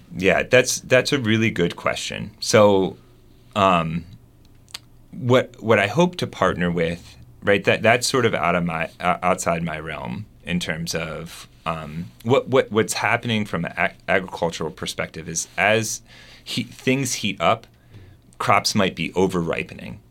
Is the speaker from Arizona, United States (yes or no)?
no; Delaware, United States; moved away as an adult; also born or lived in West Coast / Germany; now in Arkansas, United States; I grew up in Delaware